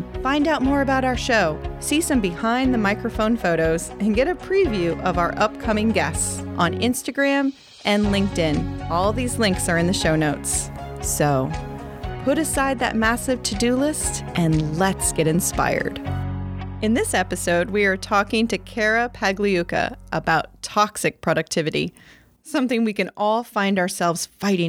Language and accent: English; Maine, United States; my home state, the dramatically beautiful Maine